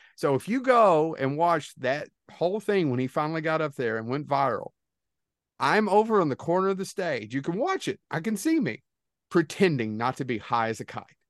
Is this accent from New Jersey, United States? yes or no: no; Kentucky, United States; We're losers from Kentucky